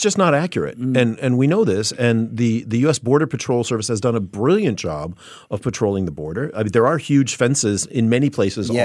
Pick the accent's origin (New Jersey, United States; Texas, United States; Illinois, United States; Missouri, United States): Illinois, United States; Chicago; growing up as a kid in Chicago, I worked as a busboy at a at a private country club in my hometown